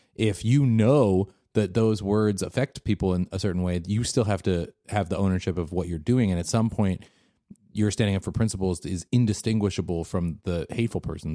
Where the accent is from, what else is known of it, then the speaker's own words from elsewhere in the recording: Seattle, Washington, United States; now in Bay Area, United States; growing up in Seattle